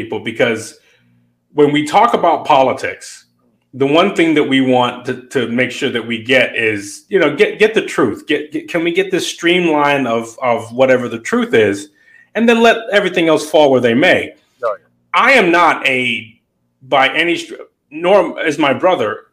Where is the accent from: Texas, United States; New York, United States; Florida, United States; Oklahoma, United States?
New York, United States; New York City; the same neighborhood I grew up in South Jamaica, Queens, off of Hollis Avenue